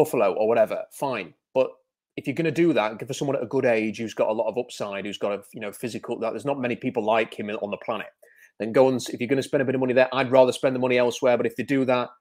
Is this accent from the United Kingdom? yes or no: yes; United Kingdom; I am British.